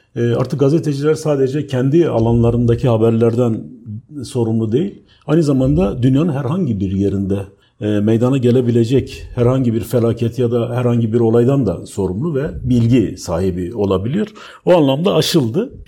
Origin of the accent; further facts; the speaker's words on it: Diyarbakır, Diyarbakır Province, Turkey; also born or lived in Ankara; bu kent mesela Diyarbakır gibi bir kentte doğup büyüdüğüm yerler